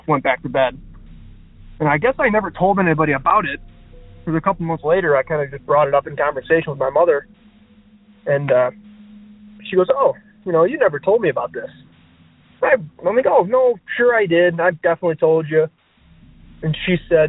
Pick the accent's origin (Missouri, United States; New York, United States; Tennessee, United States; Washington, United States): New York, United States; Buffalo; I'm from Buffalo, New York.